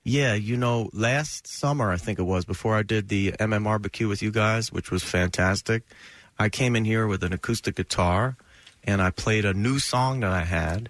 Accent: New Jersey, United States; I grew up in New Jersey in the 80s

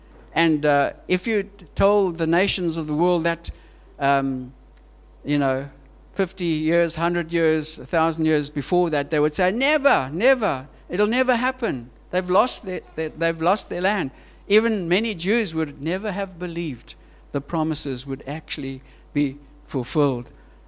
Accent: Switzerland; born there; And our Swiss family, I was born in Switzerland, my family says, don't come to Switzerland if you don't get jobs.

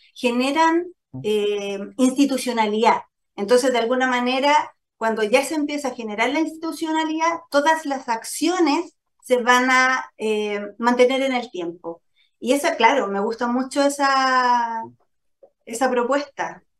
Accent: Chile

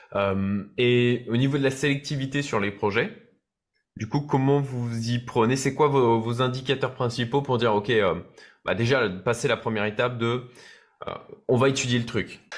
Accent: France; en tant que Français

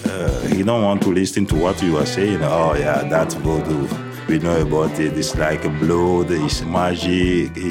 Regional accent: Togo; moved away as an adult; now in Netherlands; Uh, I'm from Togo.

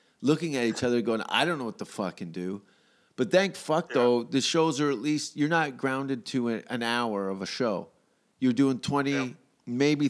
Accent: Glasgow, Scotland, United Kingdom; moved away as an adult; also born or lived in Vancouver / Hamilton; my hometown is where I'm from, where I'm now in Hamilton. It's it's Glasgow

